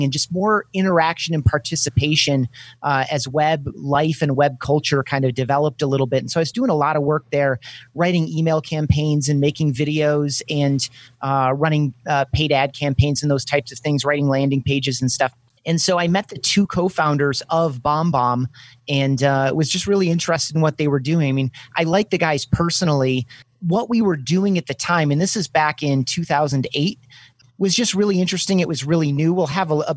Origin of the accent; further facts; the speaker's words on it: Grand Rapids, Michigan, United States; my hometown of Grand Rapids, Michigan